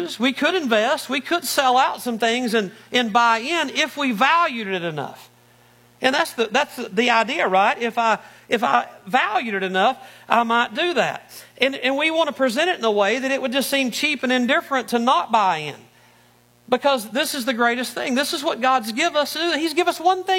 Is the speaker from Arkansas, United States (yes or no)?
yes; Arkansas, United States; moved away as an adult; also born or lived in Northeast Ohio; now in Ohio, United States; I'm from Arkansas originally.